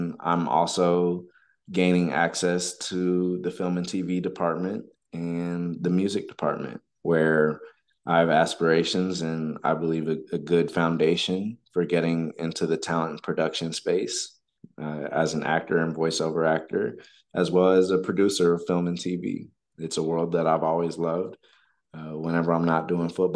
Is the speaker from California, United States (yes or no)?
no; Texas, United States; Texas is my home state